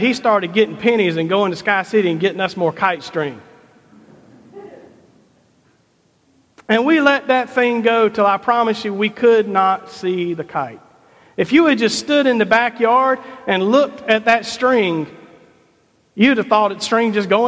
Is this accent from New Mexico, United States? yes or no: no; Rock Hill, South Carolina, United States; I grew up here in Rock Hill